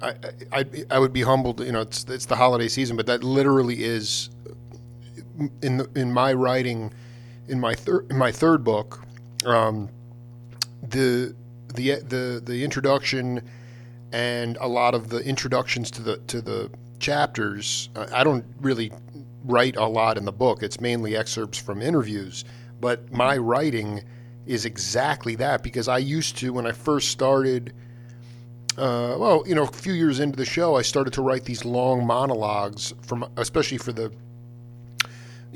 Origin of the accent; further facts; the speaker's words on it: Stony Brook, New York, United States; I'm a Long Island cat. I grew up there. I mean, I grew up in Stony mm-hmm. Brook